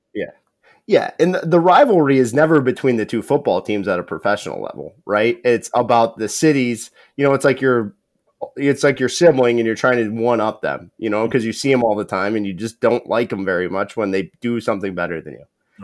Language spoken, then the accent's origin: English; Perry, Ohio, United States; I'm from Northeast Ohio